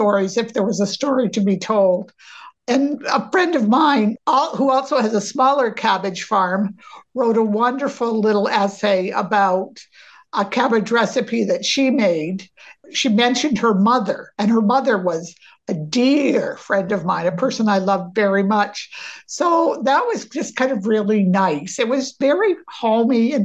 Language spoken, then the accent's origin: English; Maine, United States; we grew up in Maine